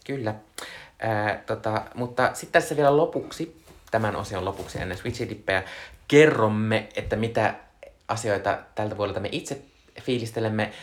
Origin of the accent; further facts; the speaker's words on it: Joensuu, North Karelia, Finland; moved away; olin siis viime viikonloppuna käymässä, ö, lapsuuden kotiseudullani, ö, Joensuussa